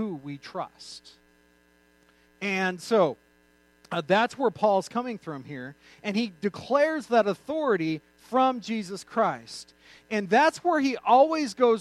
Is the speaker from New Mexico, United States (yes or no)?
yes; New Mexico, United States; I grew up in New Mexico.